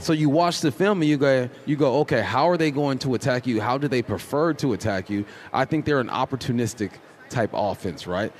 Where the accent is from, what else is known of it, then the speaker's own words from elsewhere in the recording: Los Angeles, California, United States; I grew up in Los Angeles.